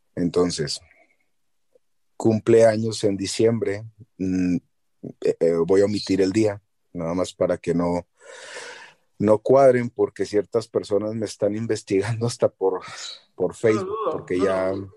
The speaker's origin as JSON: {"language": "Spanish", "region": "Chihuahua", "country": "Mexico", "tie": "born or raised there", "moved": "yes", "said": "llevo a mi mamá a mi ciudad natal"}